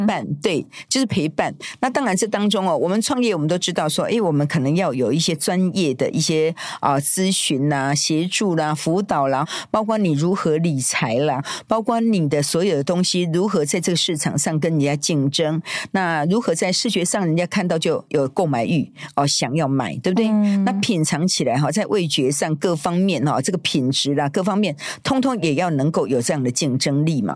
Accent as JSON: {"language": "Chinese", "region": "Yunlin County", "country": "Taiwan", "tie": "born or raised there", "moved": "as an adult", "said": "我的故乡是一个非常淳朴，而且是一个非常善良的地方"}